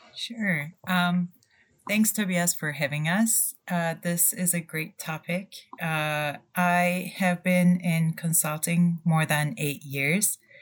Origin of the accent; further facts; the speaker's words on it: Turkey; moved away; also born or lived in Ann Arbor, Michigan, United States / Germany; I'm originally from Turkey